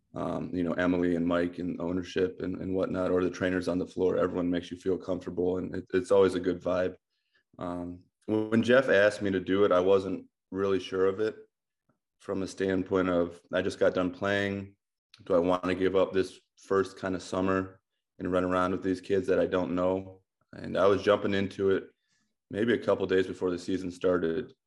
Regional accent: Amherst, Ohio, United States; I grew up in Amherst, Ohio.

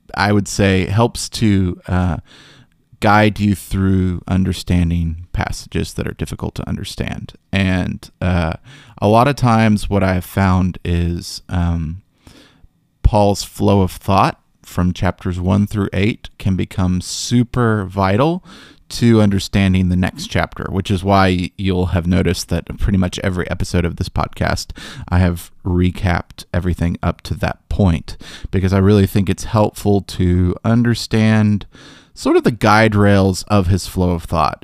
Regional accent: Memphis, Tennessee, United States; growing up in Memphis

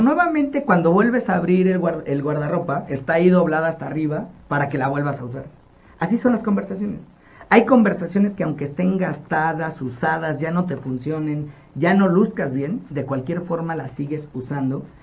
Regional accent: Nezahualcóyotl, State of Mexico, Mexico; yo nací en Ciudad Neza y soy orgullosamente de ese lugar. Y cuando yo viví toda mi infancia en esta comunidad

